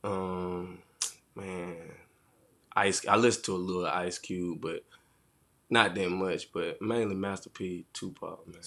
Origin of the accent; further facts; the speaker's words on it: Union, United States; Union is really a small town city, but it really ain't too much for kids to mm-hmm. do down here. It's really like a, a retirement home